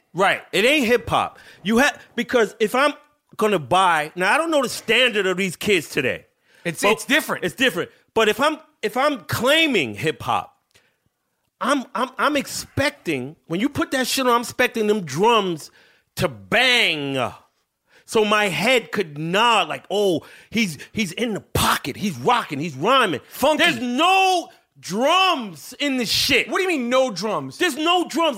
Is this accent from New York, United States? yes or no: yes; New York City, New York, United States; I was born in New York City